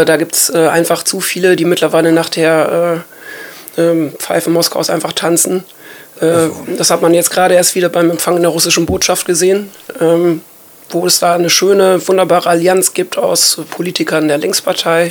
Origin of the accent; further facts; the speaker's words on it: Germany; wir als Deutsche